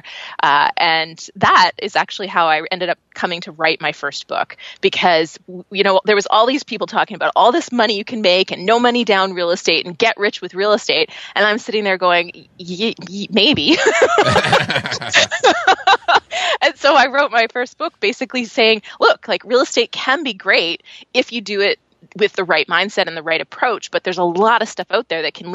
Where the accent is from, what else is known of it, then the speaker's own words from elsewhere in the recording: Canada; accent: Canadian; I'm Canadian, so you'll probably hear it when I say words like process and progress. Then you'll go, oh yeah, she's a Canadian.